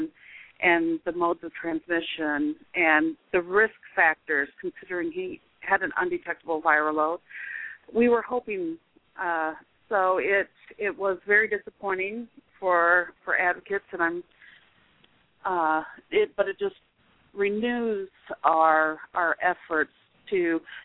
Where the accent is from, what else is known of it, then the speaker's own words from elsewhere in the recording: Iowa, United States; also born or lived in Texas; I'm from Iowa, so we came up to Iowa to get married